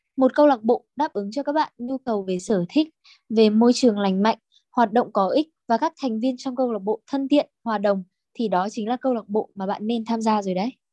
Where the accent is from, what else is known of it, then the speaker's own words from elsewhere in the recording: Bac Ninh, Vietnam; mình đến từ Bắc Ninh